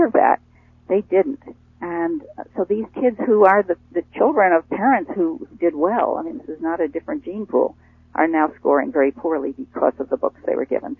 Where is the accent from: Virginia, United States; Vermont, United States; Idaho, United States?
Vermont, United States; Rutland; I I grew up in in New England in in Rutland, Vermont